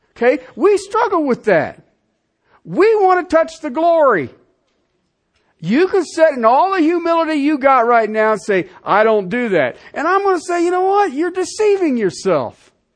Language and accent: English; Colorado, United States; I'm from in Colorado